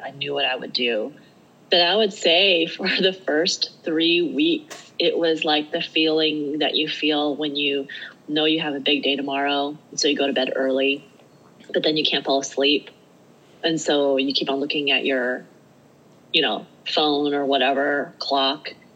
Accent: Alaska, United States; also born or lived in Eugene, Oregon / Portland, Oregon / Salt Lake City, Utah; now in Utah, United States; I live in Utah. I'm from Alaska. You walk out of my front door in Alaska and you're on a hike

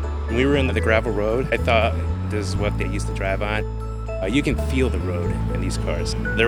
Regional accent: Chicago, Illinois, United States; I'm from Chicago, Illinois.

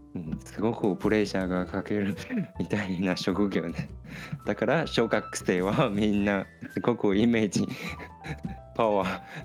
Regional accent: Taiwan; 台湾人として

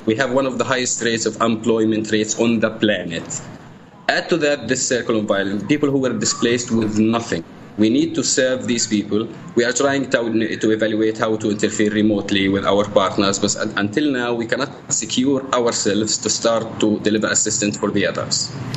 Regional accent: Jabalia, Gaza Strip, Palestine; I, am a Gazan, I'm a refugee from Jabalia camp.

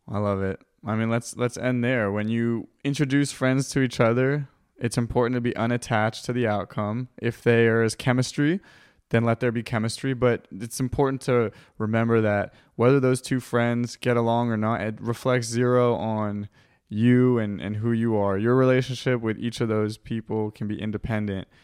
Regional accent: California, United States; I'm from California

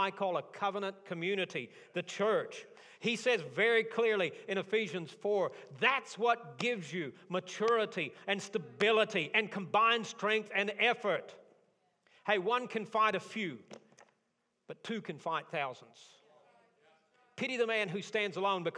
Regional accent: Tornado Alley, United States; I grew up in Tornado Alley.

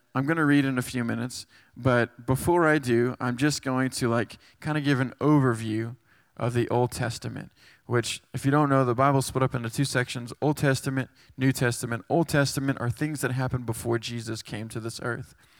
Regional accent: Texas, United States; moved away as an adult; now in West Virginia, United States; I'm from Texas, and, uh, I moved up here five years to go to do, uh, Chi Alpha here at West Virginia

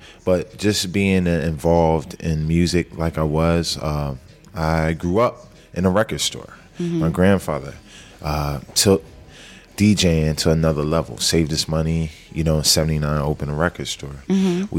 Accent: Philadelphia, Pennsylvania, United States; From Southwest Philly, 58th Street.

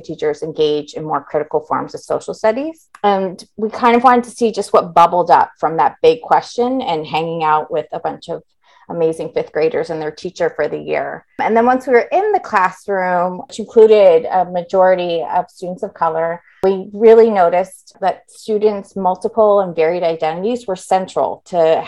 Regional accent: United States; moved away as an adult; also born or lived in New York City; I grew up outside Washington, D.C.

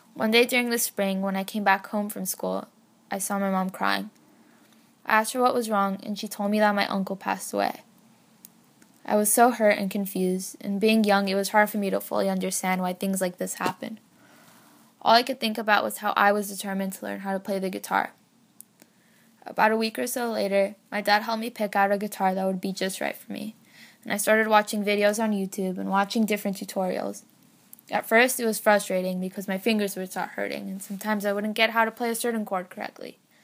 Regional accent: San Francisco, California, United States; I'm sixteen and was born and raised in San Francisco

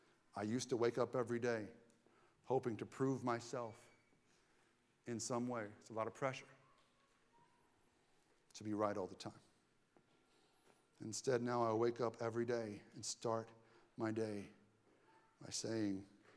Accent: Southern United States, United States; I grew up in the Southern Bible Belt, and convinced of that Bible Belt dogma in my teens.

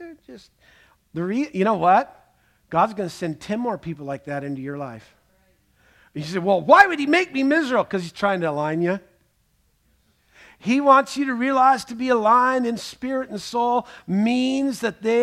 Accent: Scotland, United Kingdom; I'm Scottish

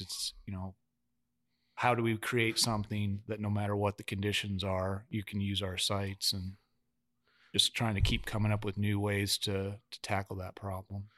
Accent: Wyoming, United States; I'm from Wyoming

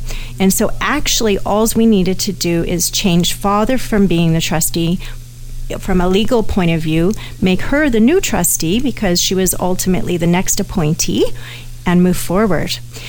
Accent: Canada; Even though I'm a Canadian, America has different legal systems than we do, as everyone knows. And so all of a sudden, I've put my own Canadian estate in jeopardy to, say, a liability.

